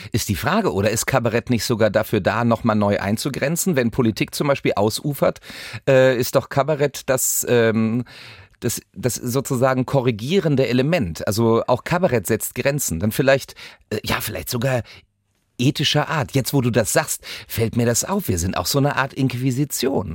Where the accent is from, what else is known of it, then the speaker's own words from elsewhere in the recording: West Germany, Germany; als Wessi